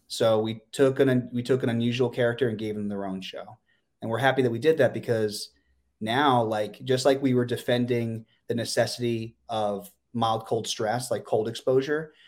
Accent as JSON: {"language": "English", "region": "Pennsylvania", "country": "United States", "tie": "born or raised there", "moved": "yes", "said": "my hometown in Pennsylvania"}